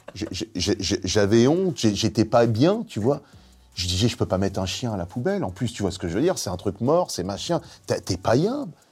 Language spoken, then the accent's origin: French; Nogent-sur-Marne, Île-de-France, France; J'ai grandi à Nogent-sur-Marne